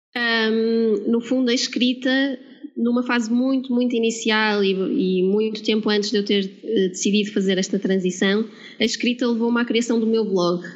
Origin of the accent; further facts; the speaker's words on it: Porto, Norte, Portugal; moved away as an adult; now in Lisbon, Portugal; sou do Porto uh, como podem notar, se calhar pelo sotaque, mas vivo em Lisboa já há 5 anos